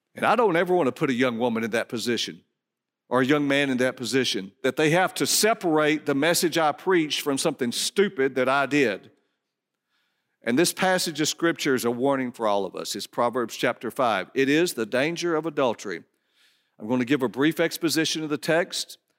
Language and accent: English; Dallas, Georgia, United States; I grew up in Dallas, Georgia